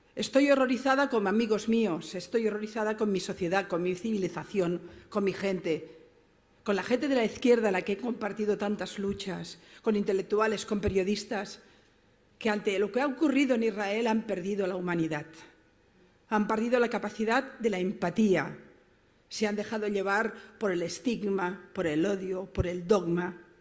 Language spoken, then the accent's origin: Spanish; Barcelona, Catalonia, Spain; yo vengo de Barcelona, mi ciudad